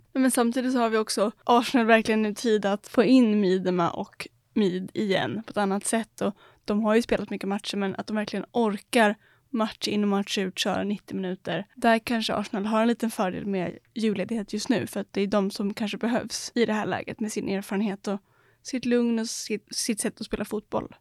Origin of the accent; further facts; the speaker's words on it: Sweden; som svensk